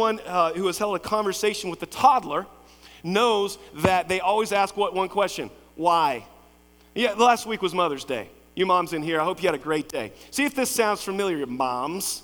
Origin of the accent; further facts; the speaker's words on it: Lexington, Kentucky, United States; I grew up in Lexington, Cassie Morton, Henry Clay, went to Center College